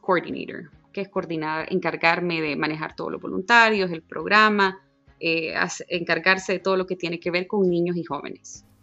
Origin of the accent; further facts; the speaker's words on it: Honduras; moved away; yo grito a todos los vientos que soy de Honduras